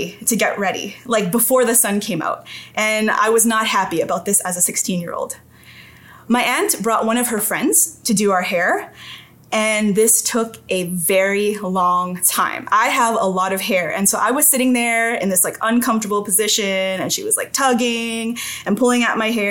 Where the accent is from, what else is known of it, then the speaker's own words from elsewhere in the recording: Toronto, Ontario, Canada; I grew up in St. Jamestown, and St. Jamestown is considered a vulnerable community in Toronto